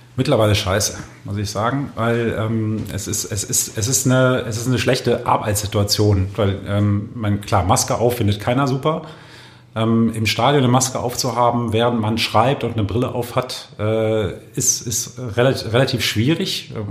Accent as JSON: {"language": "German", "town": "Düsseldorf", "region": "North Rhine-Westphalia", "country": "Germany", "said": "ich komme ja aus Düsseldorf"}